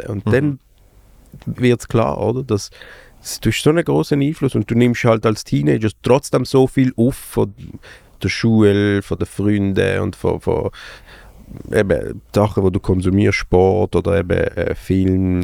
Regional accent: Basel, Basel-Stadt, Switzerland; born or raised there

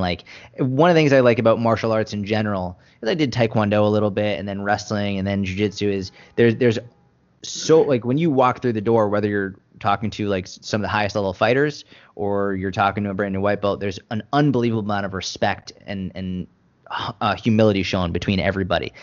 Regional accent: Boston, Massachusetts, United States; I grew up in Boston

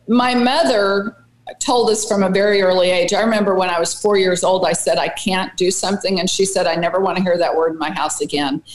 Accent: Las Vegas, Nevada, United States; I was born in Las Vegas, and my, both of my parents at the time worked at the Nevada test site

